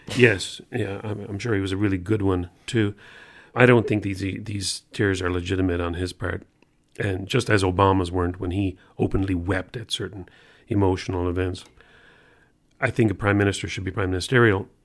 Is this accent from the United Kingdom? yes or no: no; Canada; as a Canadian